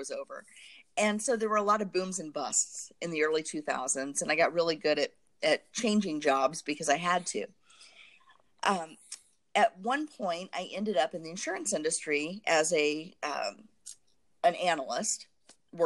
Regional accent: Southern Indiana, United States; I grew up in Southern Indiana in a very homogeneous community

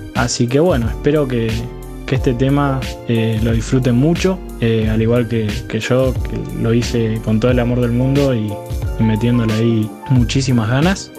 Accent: Bariloche, Río Negro, Argentina; soy de Bariloche también

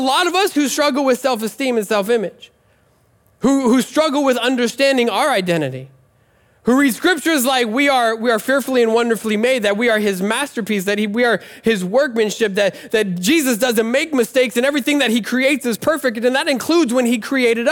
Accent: Nebraska, United States; I'm from Nebraska

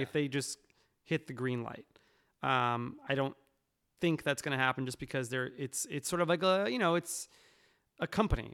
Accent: New York, United States; I'm from New York

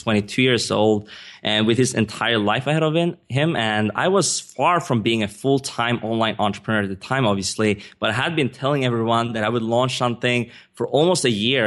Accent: Sweden; English is a second language; moved away as an adult; also born or lived in Stockholm / United States; I'm not a native English speaker. I was born and raised in Sweden

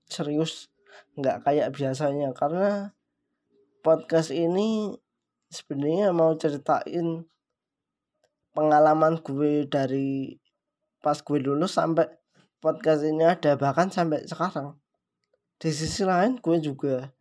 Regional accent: Yogyakarta, Special Region of Yogyakarta, Indonesia; now in Papua, Indonesia; gue orang Jogja gue di Papua

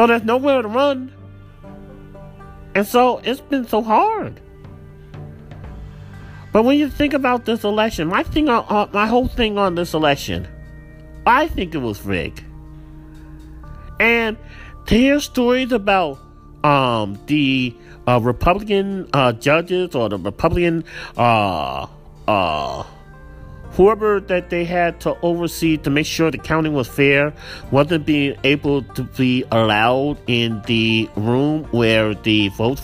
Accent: United States; as an American citizen

